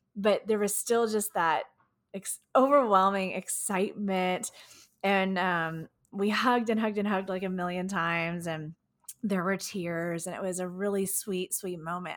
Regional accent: Houston, Texas, United States; my, my hometown, Houston, Texas.

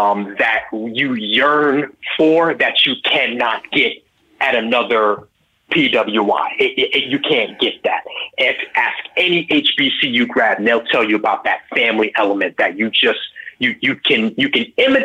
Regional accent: New York, United States; I grew up in New York, and my father, raising us in the church, he was a musician.

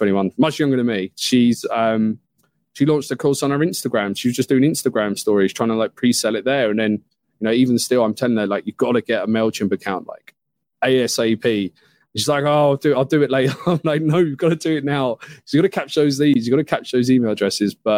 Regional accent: United Kingdom; being a Brit here

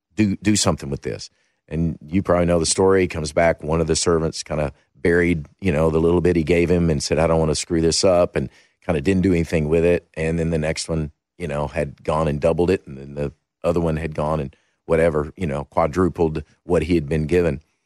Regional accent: Kentucky, United States; I grew up in Kentucky

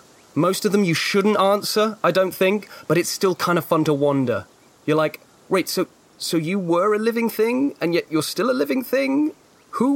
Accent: United Kingdom; we're hokey British folk

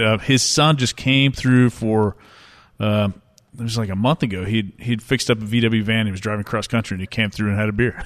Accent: Tulsa, Oklahoma, United States; I grew up here in Tulsa, where we are now

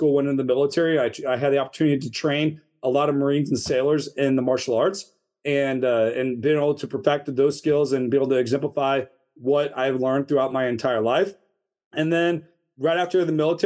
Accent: St. Louis, Missouri, United States; moved away as an adult; now in Northern Virginia, United States; we grew up in St. Louis, Missouri.

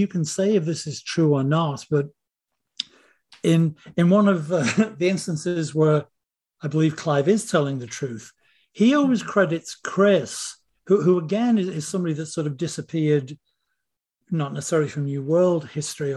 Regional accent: Liverpool, North West England, United Kingdom; moved away; We're all from Liverpool.

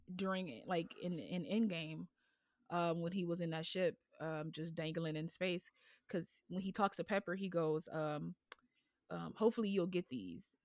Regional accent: United States; an American with this voice

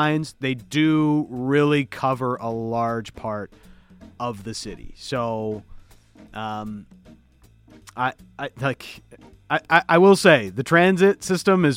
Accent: Toronto, Ontario, Canada; now in Vancouver, Canada; growing up in Toronto

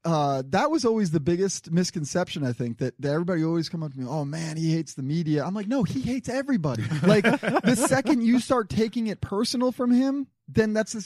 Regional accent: New Jersey, United States; moved away; I grew up in New Jersey

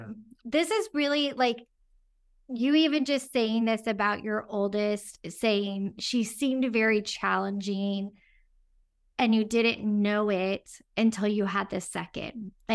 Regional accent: Houston, Texas, United States; My stepmom did opera growing up we grew up in Houston, and they had Gilbert and Sullivan.

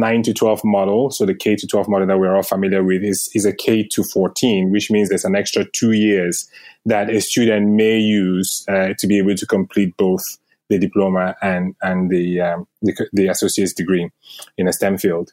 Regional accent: Cameroon; moved away as an adult; also born or lived in United Kingdom / Sweden / Denmark; now in United States; I was born in Africa in a country called Cameroon. And I moved to the U.S. about 8 years ago after, you know, doing work and studying in the U.K

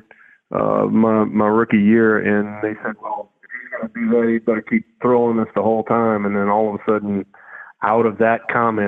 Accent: the South, United States; And for me personally, you know, I'm from the South, so I was never really, you know, into, you know, cold weather and all

